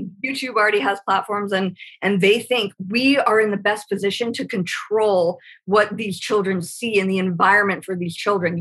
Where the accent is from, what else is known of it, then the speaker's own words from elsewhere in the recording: Irvine, California, United States; moved away; I'm originally from California. When you know my dad was a Pendleton Marine, we were at Irvine and nice. El Toro